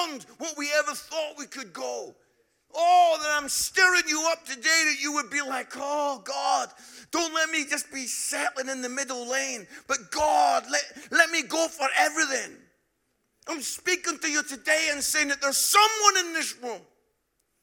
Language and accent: English; Edinburgh, Scotland, United Kingdom; moved away as an adult; also born or lived in Barnsley; some of you can pick up from my accent, I'm from Edinburgh